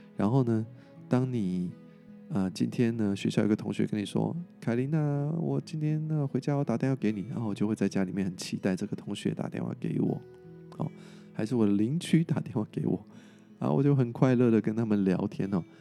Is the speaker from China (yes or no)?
no; Taiwan; 我们台湾人做得很不错